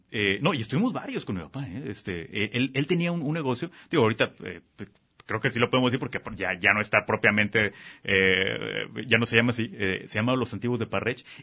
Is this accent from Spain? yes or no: no; Guadalajara, Jalisco, Mexico; also born or lived in Zapopan; tapatío por nacimiento y por elección.